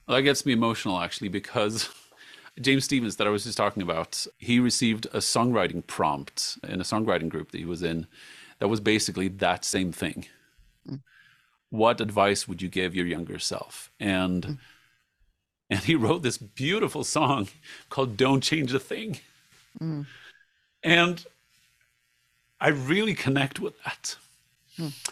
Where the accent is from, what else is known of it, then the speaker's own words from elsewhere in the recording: Sweden; moved away; also born or lived in United States / England / Jordan; live in my home country, Sweden